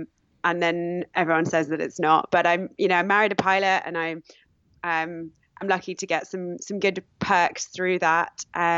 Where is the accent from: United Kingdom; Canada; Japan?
United Kingdom; I am British, obviously.